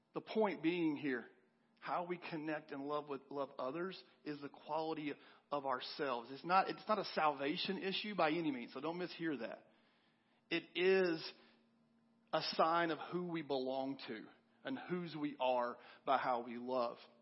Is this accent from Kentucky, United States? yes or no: yes; Kentucky, United States; moved away; I'm from Kentucky originally, and I was home a few months ago visiting my parents, and I asked one of these guys I grew up going to church